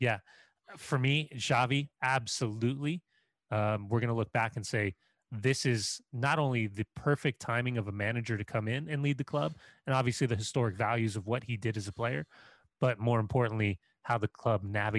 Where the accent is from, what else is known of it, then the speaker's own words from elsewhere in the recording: Scotland, United Kingdom; I'm also Scottish, done, Seth.